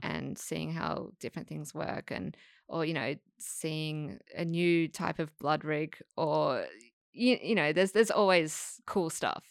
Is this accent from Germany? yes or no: no; Perth, Western Australia, Australia; moved away as an adult; now in Sydney, Australia; I'm, I'm from Perth